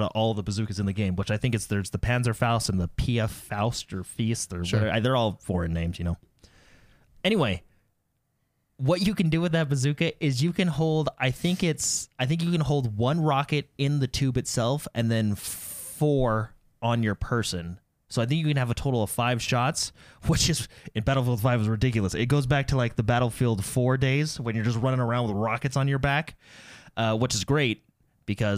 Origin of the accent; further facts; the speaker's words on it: United States; I'm American